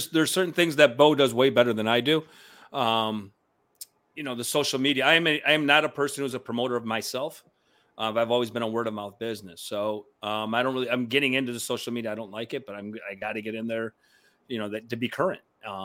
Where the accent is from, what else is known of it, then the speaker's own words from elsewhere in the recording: Cuba; now in New York City, United States; Syracuse took us in when we came from Cuba.